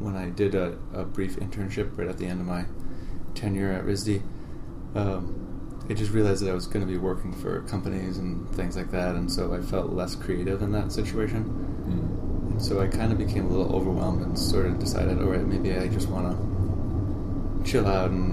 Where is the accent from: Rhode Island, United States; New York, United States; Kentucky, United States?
Rhode Island, United States; Providence; So I'm originally from Providence. I grew up in a family, oldest of five children